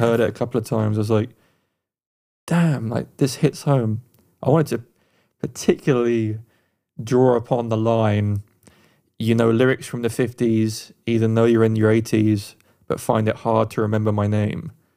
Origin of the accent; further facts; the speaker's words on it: England, United Kingdom; now in United States; being Eng, an Englishman in America, I don't hear my own accent a lot